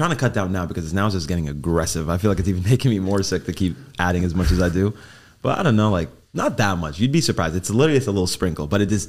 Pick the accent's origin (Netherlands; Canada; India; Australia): Canada; Mississauga, Ontario; moved away; also born or lived in Long Island, New York; Toronto, Canada. Well, Mississauga, if you know the area that I'm from.